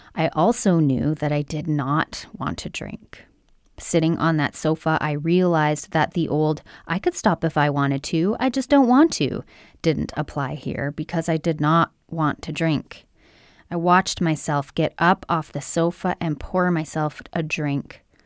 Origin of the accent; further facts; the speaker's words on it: Brampton, Ontario, Canada; where I'm from, which is Brampton, Ontario, Canada, just outside of Toronto, Ontario, Canada